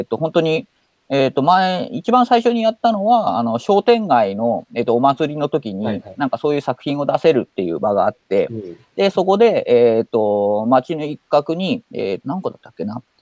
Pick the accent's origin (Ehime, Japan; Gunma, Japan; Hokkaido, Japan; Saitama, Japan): Hokkaido, Japan; moved away; also born or lived in Tokyo; 北海道生まれの